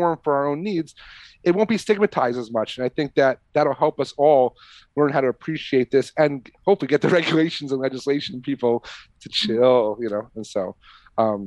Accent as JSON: {"language": "English", "region": "New York", "country": "United States", "tie": "born or raised there", "also_born_or_lived": "Catskills", "moved": "yes", "said": "growing up in New York as a kid"}